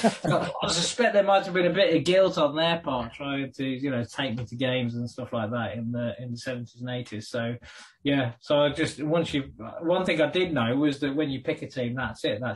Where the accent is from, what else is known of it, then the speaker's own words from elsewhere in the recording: Wolverhampton, West Midlands, United Kingdom; Also, of course, the other thing about being born in Wolverhampton in the 1970s, I was also born... Well, I was born in 68.